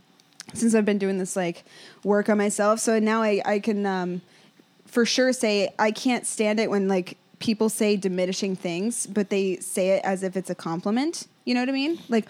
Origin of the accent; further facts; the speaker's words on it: Ohio, United States; now in Los Angeles, United States; I'm from Ohio